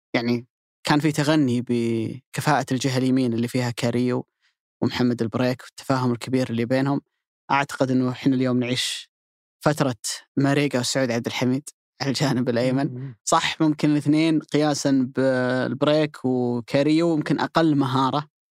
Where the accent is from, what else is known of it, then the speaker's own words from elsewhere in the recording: Saudi Arabia; عندنا في السعوديه